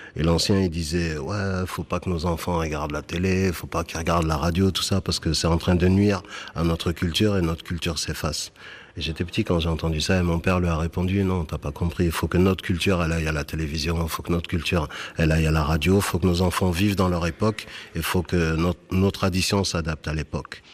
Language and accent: French; Bordeaux, Nouvelle-Aquitaine, France; born or raised there; also born or lived in Senegal